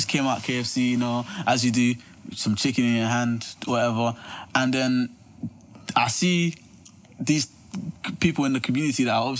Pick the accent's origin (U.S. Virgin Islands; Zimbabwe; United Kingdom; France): United Kingdom; London; South, like Peckham, bro.